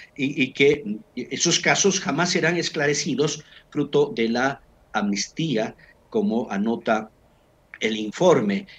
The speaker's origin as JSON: {"language": "Spanish", "country": "Bolivia", "said": "somos bolivianos"}